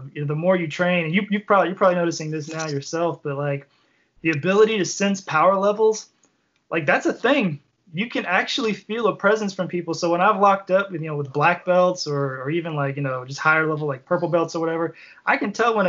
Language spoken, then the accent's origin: English; Kentucky, United States; we're from Kentucky